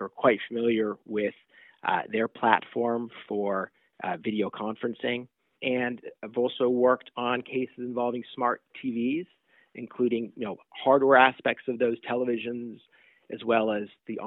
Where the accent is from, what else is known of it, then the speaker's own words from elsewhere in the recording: Southern California, United States; also born or lived in New York; now in Silicon Valley, United States; I grew up primarily in Southern California